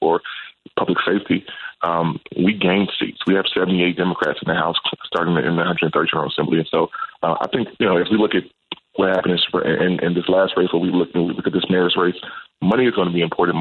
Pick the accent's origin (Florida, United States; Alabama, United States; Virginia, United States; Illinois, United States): Illinois, United States; Chicago; I'm born and raised in Chicago. I'm raising my family on the South Side. I'm from the South Side.